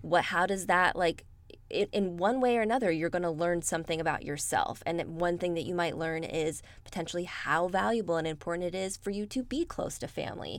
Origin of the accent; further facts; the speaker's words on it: Bay Area, California, United States; moved away as an adult; I spent most of my life in the Bay Area